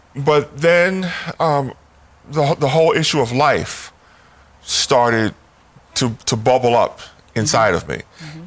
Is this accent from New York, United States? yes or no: yes; New York City, New York, United States; moved away as an adult; also born or lived in West Baltimore; now in Washington, D.C., United States; I was born and raised in New York City